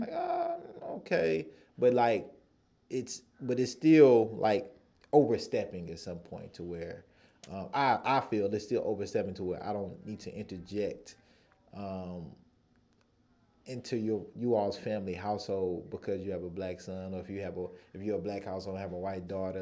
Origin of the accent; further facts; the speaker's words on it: United States; I'm from the United States